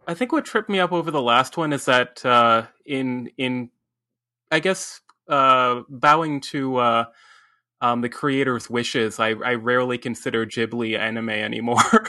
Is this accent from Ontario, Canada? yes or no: yes; Ontario, Canada; here in Ontario and, you know, as, as a Canadian